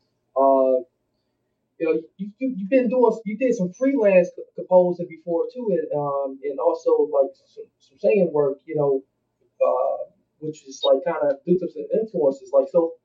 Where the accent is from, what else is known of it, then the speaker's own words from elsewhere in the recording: Milwaukee, Wisconsin, United States; my hometown, Milwaukee, Wisconsin